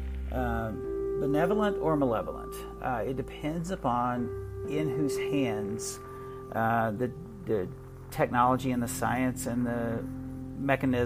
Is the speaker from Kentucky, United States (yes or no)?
yes; Appalachia, southeastern Kentucky, United States; moved away; I am originally from Appalachia, from a 9-generation southeastern Kentucky coal fields family.